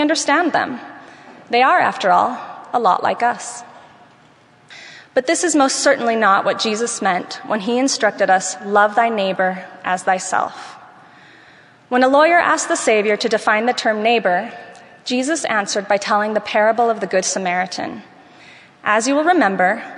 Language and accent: English; Venezuela; moved away; while I was growing up in Venezuela